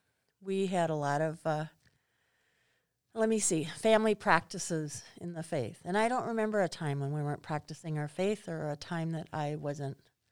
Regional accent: Rockdale, Minnesota, United States; Well, actually, a suburb of Hayfield called Rockdale.

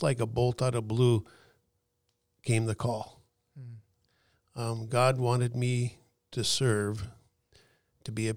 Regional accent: McKenzie County, Western North Dakota, United States; In Western North Dakota, where I grew up in McKenzie County

